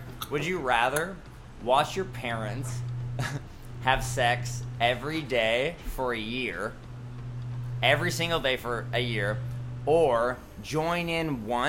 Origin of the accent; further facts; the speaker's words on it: Iqaluit, Nunavut, Canada; I'm from Iqaluit. I don't know if I pronounced that right.